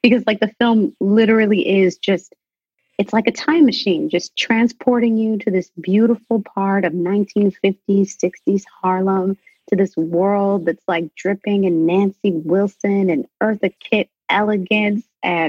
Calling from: London, United Kingdom; So I'm in London right now.

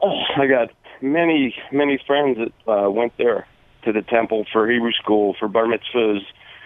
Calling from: Canyon Country, California, United States; Canyon Country, California.

